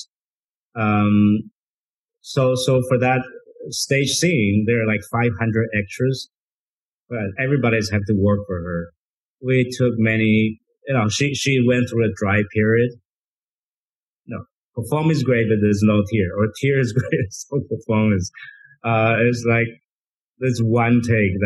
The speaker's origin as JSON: {"language": "English", "country": "Taiwan", "tie": "born or raised there", "second_language": "English", "moved": "as an adult", "lives_now": "United States", "said": "I grew up in Taiwan"}